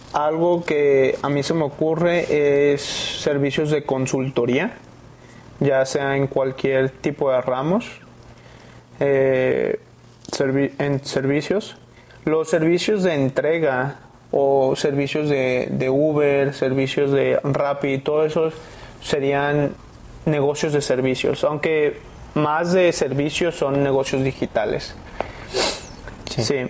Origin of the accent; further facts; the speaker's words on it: Guadalajara, Jalisco, Mexico; moved away as an adult; also born or lived in San Francisco, United States; Nací aquí en Guadalajara, Jalisco y hice mis estudios en Estados Unidos